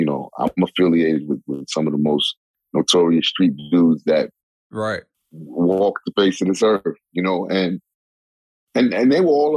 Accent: New York City, New York, United States; I'm from Hollis, Queens, and I'm very much a street dude

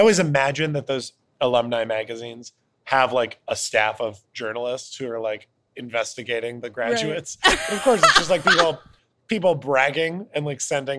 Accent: Cleveland, Ohio, United States; In Cleveland, Ohio.

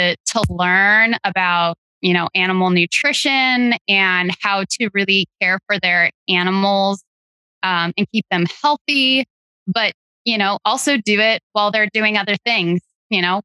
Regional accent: Central Oregon, United States; moved away as an adult; also born or lived in Idaho; I actually grew up in Central Oregon on a small cattle ranch.

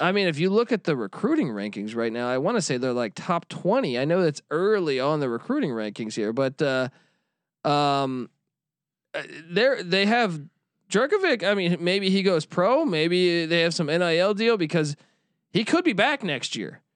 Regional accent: East Coast, United States; now in Los Angeles, United States; we grew up on the East Coast. We happen to live in Los Angeles

